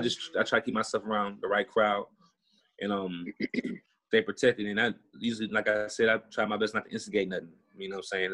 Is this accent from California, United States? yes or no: no; Houston, Texas, United States; moved away; I'm from Houston, Texas